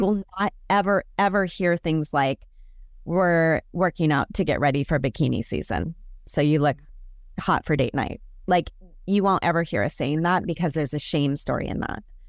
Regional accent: Portland, Oregon, United States; I'm from Portland, Oregon.

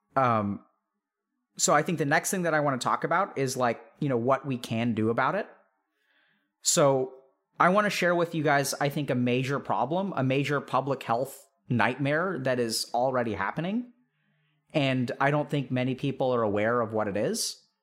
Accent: Texas, United States; growing up in Texas

